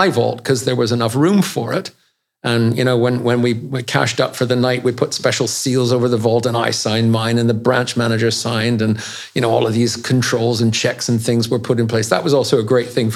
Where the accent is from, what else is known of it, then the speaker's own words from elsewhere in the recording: Canada; also born or lived in Switzerland; now in United Kingdom; I grew up in Canada